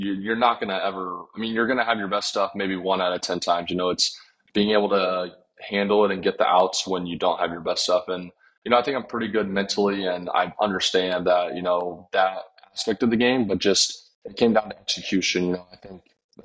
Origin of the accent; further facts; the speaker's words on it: Kansas, United States; I'm from Kansas